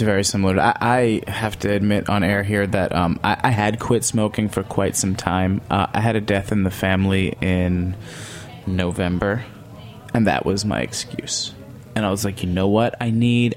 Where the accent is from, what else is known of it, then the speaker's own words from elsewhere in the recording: New York, United States; as a New Yorker